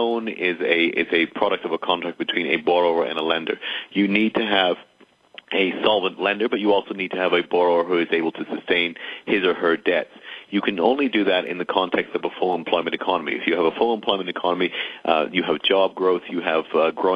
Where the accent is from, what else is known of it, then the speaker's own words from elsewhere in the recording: Canada; now in United States; I'm Canadian